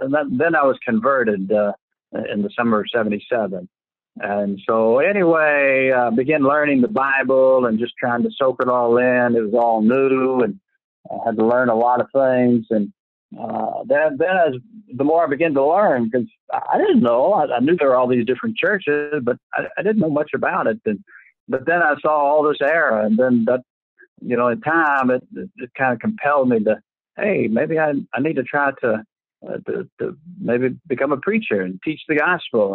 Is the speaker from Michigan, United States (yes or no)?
no; Louisville, Kentucky, United States; now in Somerset, United States; I was born in Louisville, Kentucky